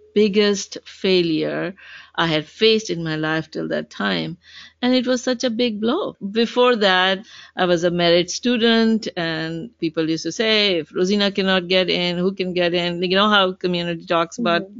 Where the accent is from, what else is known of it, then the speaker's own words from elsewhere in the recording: Pakistan; now in Seattle, United States; a 19 year old Pakistani girl.